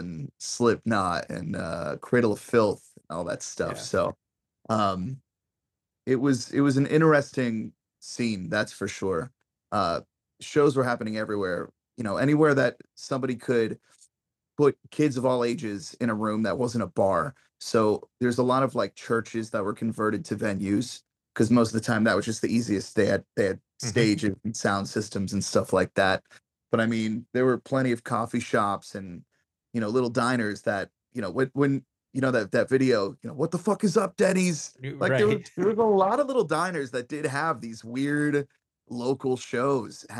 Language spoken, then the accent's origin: English; Las Vegas, Nevada, United States; also born or lived in Boston, Massachusetts; I'm originally from Boston, Massachusetts. Grew up in Las Vegas